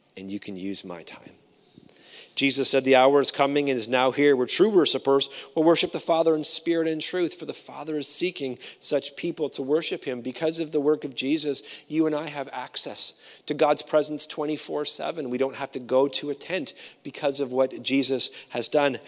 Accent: Canada; I'm a Canadian

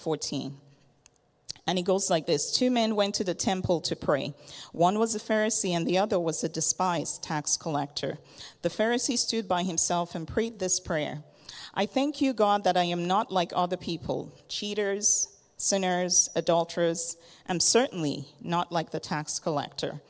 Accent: Lagos, Nigeria; also born or lived in Kitchener-Waterloo, Ontario, Canada; I was born in Kitchener, Waterloo. My dad went to grad school there, so our family lived there for a few years, and then moved back to Lagos, Nigeria

